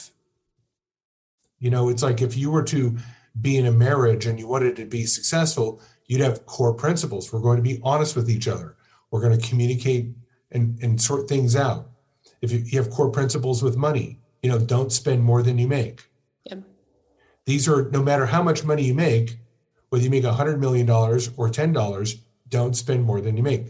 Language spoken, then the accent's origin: English; Orange County, California, United States; I grew up in Orange County, California